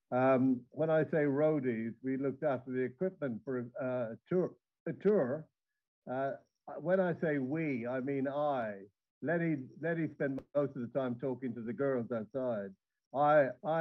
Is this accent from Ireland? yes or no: yes; Dublin, Leinster, Ireland; I come from Dublin, and the … are, you know, my people